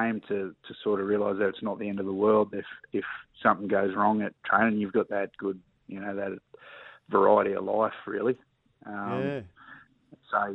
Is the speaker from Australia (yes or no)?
yes; Emerald, Queensland, Australia; moved away as an adult; also born or lived in Mackay; I grew up in Emerald as a kid